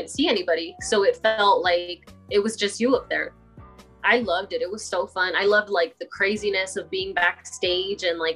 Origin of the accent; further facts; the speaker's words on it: Wilmington, California, United States; also born or lived in Delano, California; I was born and raised here in Wilmington. I've been here basically all my life